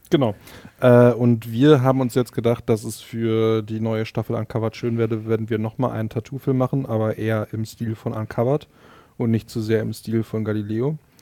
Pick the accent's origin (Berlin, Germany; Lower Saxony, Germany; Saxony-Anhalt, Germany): Berlin, Germany; bei uns in Berlin